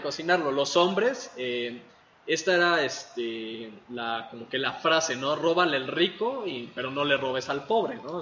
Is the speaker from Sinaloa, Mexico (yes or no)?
no; Mexico City, Mexico; also born or lived in Ecatepec, State of Mexico; crecí en la CDMX y en Ecatepong, que no lleva queso